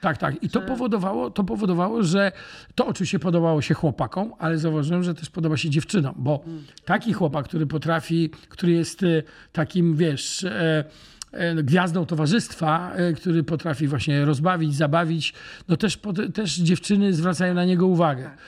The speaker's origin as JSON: {"language": "Polish", "town": "Gdańsk", "region": "Pomeranian Voivodeship", "country": "Poland", "tie": "born or raised there", "moved": "as an adult", "lives_now": "Łódź, Poland", "said": "cały czas kocham Gdańsk i Gdańsk jest e, moim matecznikiem, bo to w końcu jest moje rodzinne miasto"}